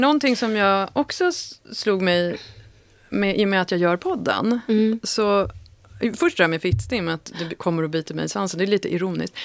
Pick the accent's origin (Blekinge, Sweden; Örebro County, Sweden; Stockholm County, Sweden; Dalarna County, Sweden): Stockholm County, Sweden; Sollentuna; växte upp väldigt nära Malmvägen och Sollentuna